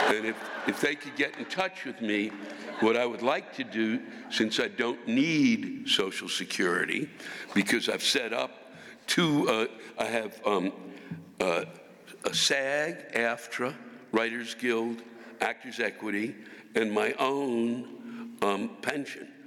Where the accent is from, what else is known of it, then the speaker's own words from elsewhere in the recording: United States; I'm from Washington